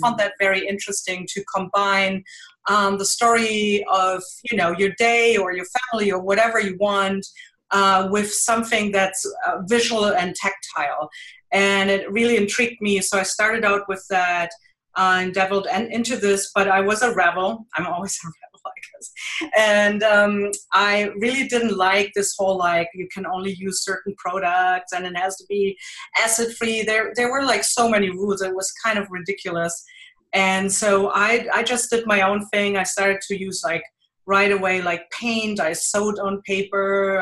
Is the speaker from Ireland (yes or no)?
no; Germany; accent: thick German; English is a second language; moved away as an adult; now in Jersey City, United States; I have a thick German accent because I am originally from Germany. I live in uh, New Jersey, Jersey City